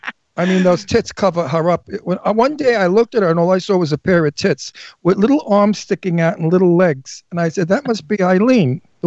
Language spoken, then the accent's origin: English; New York City, New York, United States; moved away; also born or lived in Astoria / Garden City / Setauket / Nassau County, Long Island; I was born in Brooklyn. I lived in Astoria for some of my life. And then I lived in Garden City. I lived in Setauket. I lived in right next to you in Valley Stream